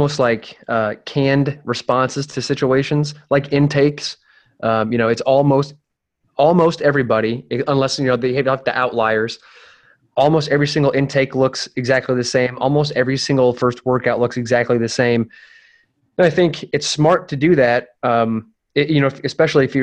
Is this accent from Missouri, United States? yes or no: yes; St. Louis, Missouri, United States; So I'm from the St. Louis area. They were there when I was a kid.